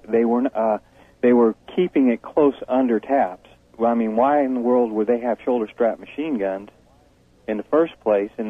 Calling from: the Ozarks, United States; I am calling from the Ozarks.

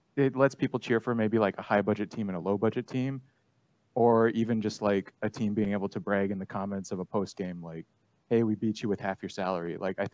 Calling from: Duluth, Minnesota, United States; I'm calling from Duluth, Minnesota.

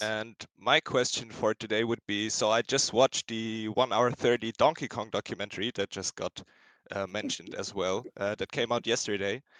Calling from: Berlin, Germany; I'm calling in from Berlin, Germany

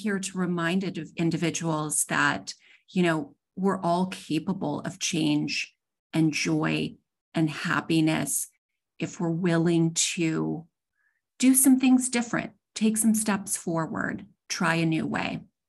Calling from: Dallas, Texas, United States; I am coming from Dallas, Texas today.

